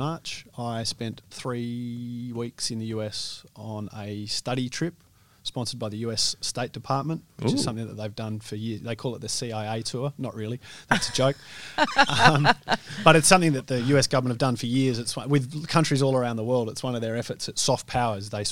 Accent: Australia; also born or lived in Western Australia; We think of ourselves as Aussie larrikins that would challenge the rules and challenge rubbish.

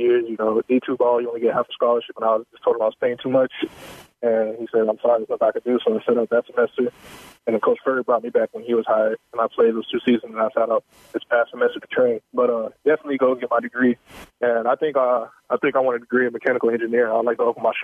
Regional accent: South Carolina, United States; moved away as an adult; now in Houston, United States; I'm from South Carolina.

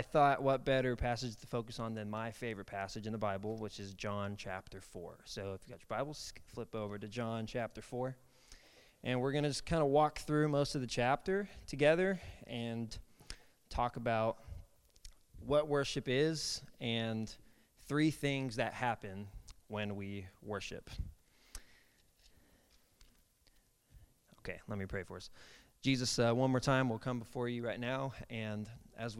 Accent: Kansas City, Kansas, United States; moved away as an adult; now in Shawnee, United States; I grew up in Kansas City, Kansas. Moved down to Shawnee to go to OBU when I was 18 to go to college.

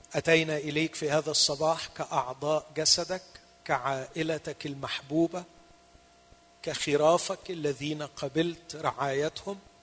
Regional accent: Egypt; هنا عندنا في مصر

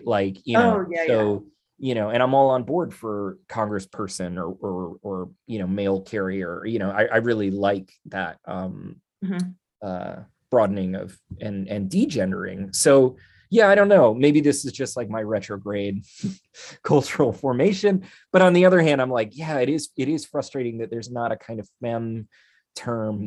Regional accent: Philadelphia, Pennsylvania, United States; I'm from the East Coast.

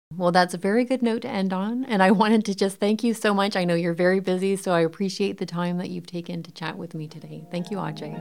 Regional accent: Windsor, Ontario, Canada; Yeah, I grew up in Windsor.

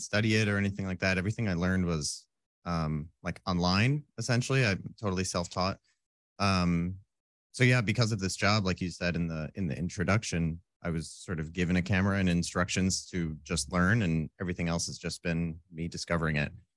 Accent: Roscoe, Illinois, United States; moved away as an adult; now in Southern California, United States; I grew up in a s, a town called Roscoe

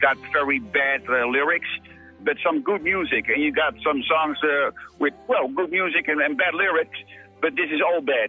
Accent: Netherlands; English is a second language; We have some strange traditions here in Holland

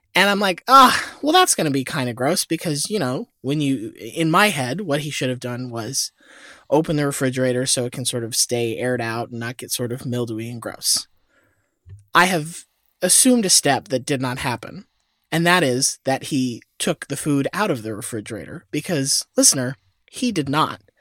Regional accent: Florida, United States; I was born in Florida

